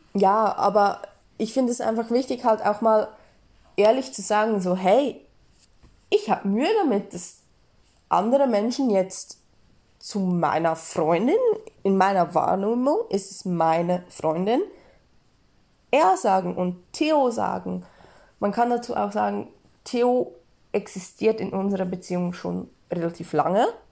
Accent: Switzerland; ich bin Schweizerin

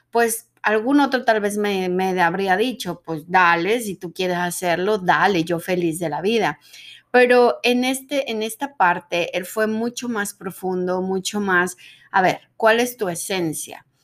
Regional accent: Mexico; accent: Mexican neutral accent; A pesar de que decían en el medio que siendo mexicana y teniendo el dichoso acento neutro, que yo pienso que yo ya no lo tengo, pero bueno, el dichoso acento neutro mexicano

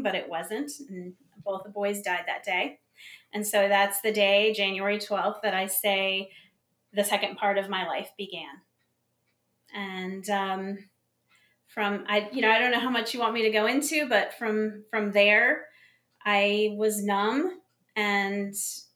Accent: Connecticut, United States; also born or lived in Buffalo, New York; now in South Carolina, United States; I was born in Buffalo, New York, and grew up in Connecticut before I moved here to South Carolina.

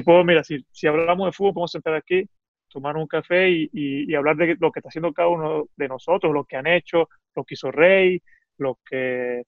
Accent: Venezuela; now in Italy; lo que somos como venezolanos

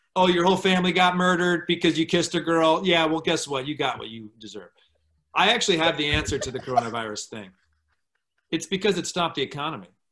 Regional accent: Michigan, United States; moved away; as an American, as as a privileged white kid growing up in Michigan

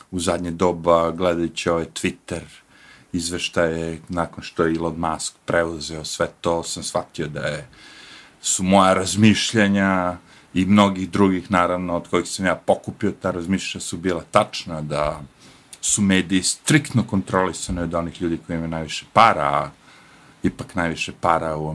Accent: Serbia; pošto ja dolazim iz Jugoslavije, ili tako, na kraju kraja Srbije.

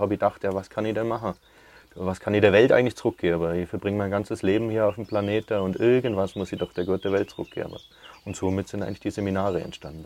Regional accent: Oberreute, Bavaria, Germany; Gmund Oberreite ist meine Heimat und da bin ich daheim

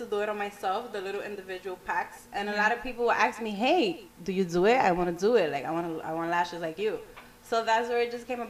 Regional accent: New York City, New York, United States; I'm from the Bronx. Okay. Yeah, South Bronx.

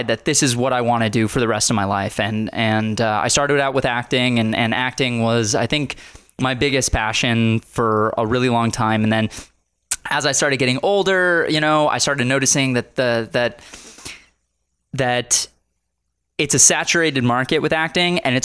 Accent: United States; born and raised in America

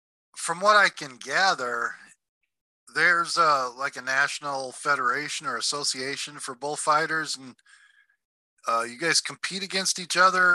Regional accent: North Dakota, United States; I grew up in North Dakota

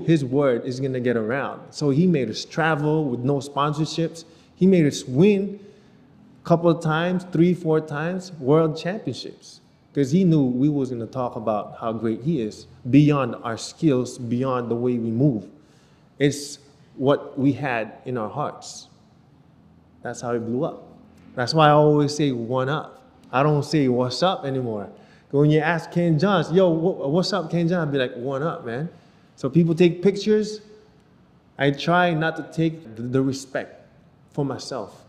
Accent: Canada; moved away as an adult; now in Philippines; me growing up in Canada

